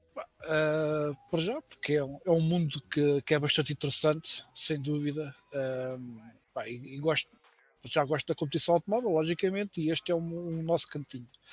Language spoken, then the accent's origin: Portuguese; Mafra, Lisbon, Portugal; também sou de Mafra, né? Nascido, nascido vivido e por aí fora, continuo, continuo por cá